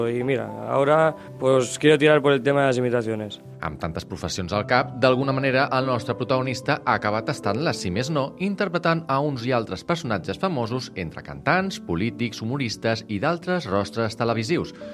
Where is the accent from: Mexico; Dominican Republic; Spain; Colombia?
Spain; Cambrils, Catalonia; soy de, soy de Cambrils, Eh, tengo 16 años y soy imitador.